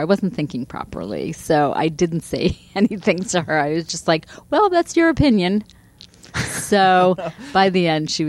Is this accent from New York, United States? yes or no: yes; Long Island, New York, United States; moved away; also born or lived in Boston / Pasadena, California; I'd never lived in New York City before. I'm from Long Island.